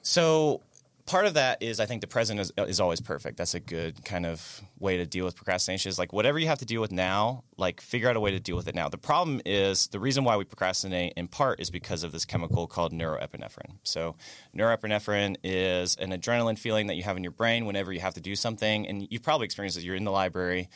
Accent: near Daytona, Florida, United States; I grew up in, like, near Daytona

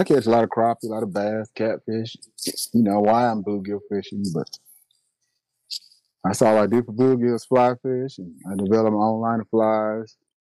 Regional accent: Kansas, United States; I'm from Kansas.

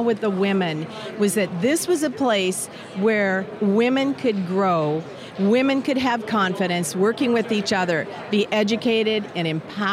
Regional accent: Washington, United States; moved away as an adult; now in Alexandria, United States; I'm from Washington State and then moved to Alexandria, Virginia during my term to serve.

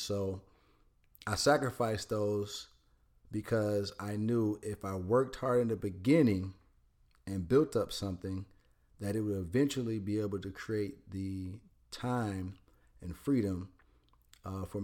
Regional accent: Detroit, Michigan, United States; In Detroit. I grew up in Detroit, Michigan

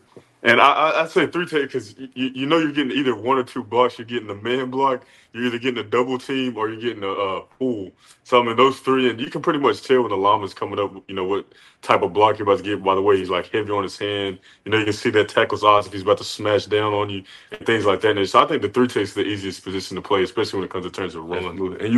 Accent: Dallas, Texas, United States; now in Los Angeles, United States; being in Denton, like, we're from Dallas kids, and that was only, like, 45 minutes away, like, moving all the way out to LA.

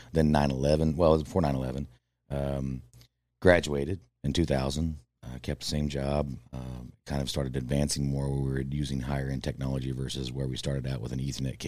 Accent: Ottawa, Kansas, United States; Ottawa, Kansas.

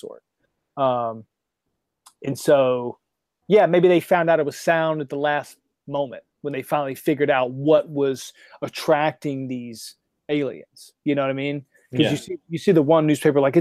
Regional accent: North Carolina, United States; I'm from North Carolina.

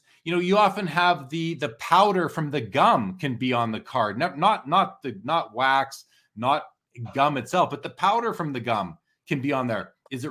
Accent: Canada; I'm Canadian

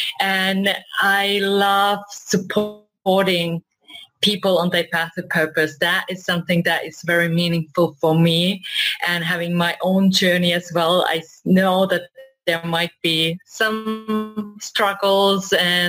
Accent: Finland; English is a second language; now in Marbella, Spain; I am coming from Marbella, Spain. And if you wondered where this accent is from, it's all over the world, but originally I'm from Finland and I have traveled all around the world, but now I'm located in this beautiful spot in south of Spain.

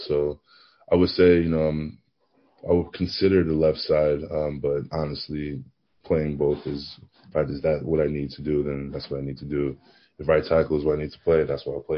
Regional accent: New Jersey, United States; also born or lived in Maplewood, New Jersey / Virginia Tech, Virginia; I'm born and raised pretty much in Harps, New Jersey. Um, I not move to Maplewood around I think 13 years old, 14 years old.

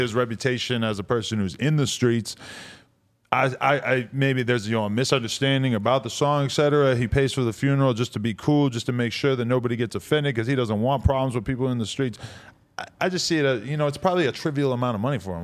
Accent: East Coast, United States; now in Los Angeles, United States; I'm from the East Coast where we just say son

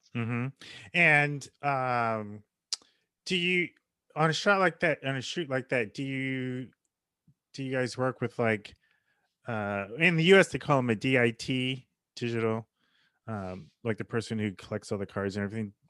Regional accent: United States; as an American

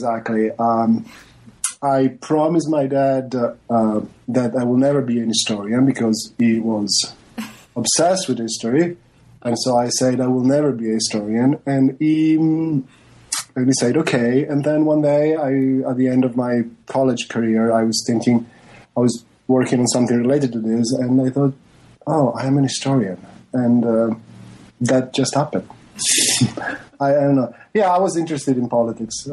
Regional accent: Venice, Veneto, Italy; moved away; I come from Venice, Italy

